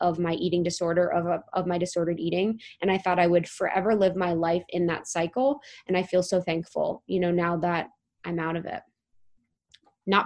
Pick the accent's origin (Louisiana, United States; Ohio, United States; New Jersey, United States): Ohio, United States; moved away; I was from Ohio